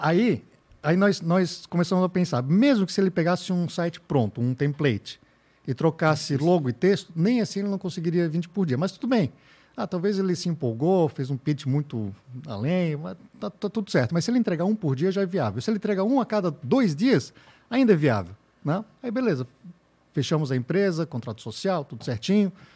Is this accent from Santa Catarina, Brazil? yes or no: yes; Blumenau, Santa Catarina, Brazil; eu sou de Blumenau, tenho agência já há cinco anos